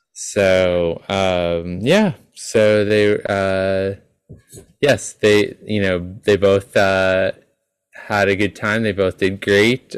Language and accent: English; New York, United States; as a New Yorker